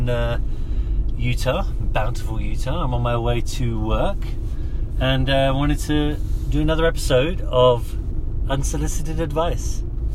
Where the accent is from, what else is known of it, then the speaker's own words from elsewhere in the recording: London, United Kingdom; moved away as an adult; also born or lived in Darlington, England / Orange County, California; I grew up in London